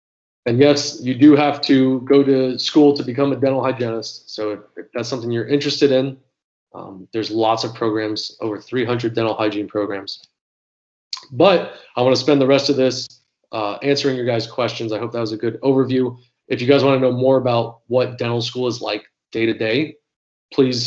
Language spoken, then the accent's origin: English; Florida, United States; I'm from Florida